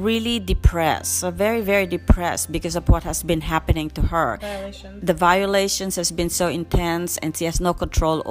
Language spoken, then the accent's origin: English; Philippines; I come from the Philippines